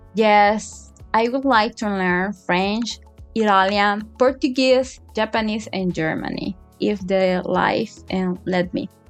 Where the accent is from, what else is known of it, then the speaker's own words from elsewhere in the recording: Managua, Nicaragua; English is a second language; I am from Managua, Nicaragua